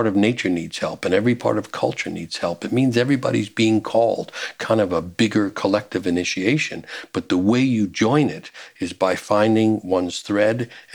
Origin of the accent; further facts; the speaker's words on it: New York City, New York, United States; I'm growing up in New York City